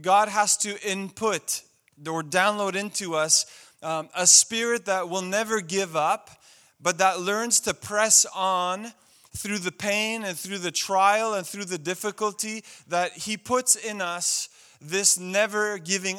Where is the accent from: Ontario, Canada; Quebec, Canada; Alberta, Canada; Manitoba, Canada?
Quebec, Canada; Montreal; I grew up in Montreal